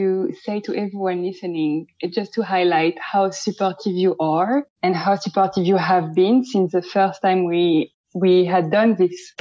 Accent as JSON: {"language": "English", "town": "Paris", "region": "Île-de-France", "country": "France", "tie": "born or raised there", "also_born_or_lived": "Amsterdam", "accent": "French", "second_language": "English", "moved": "as an adult", "lives_now": "London, United Kingdom", "said": "I am from France, and I was born in Paris, and I grew up in Paris"}